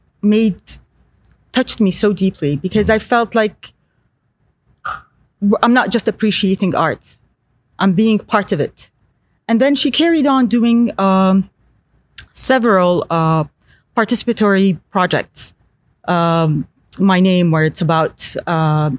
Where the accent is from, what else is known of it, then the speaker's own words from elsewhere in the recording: Eastern Province, Saudi Arabia; moved away as an adult; also born or lived in San Francisco, United States / Los Angeles, United States / Paris, France; I grew up in the East Coast, Eastern Province.